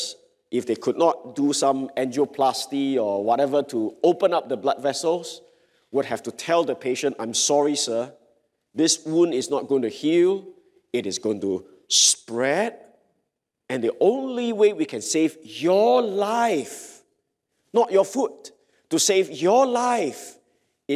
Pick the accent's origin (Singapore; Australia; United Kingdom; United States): Singapore; I'm a Singaporean